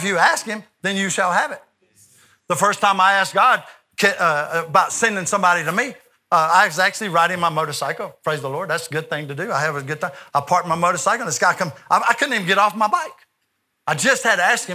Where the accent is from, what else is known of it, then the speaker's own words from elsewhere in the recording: United States; I'm from America